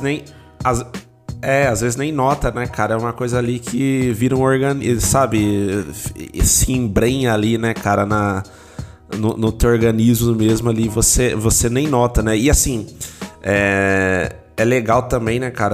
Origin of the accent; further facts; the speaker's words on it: São Paulo, Brazil; also born or lived in Aracaju; eu vivi grande parte da minha infância em São Paulo, até a adolescência ali no Campo Limpo, né? Eu nasci ali, na região do Campo Limpo.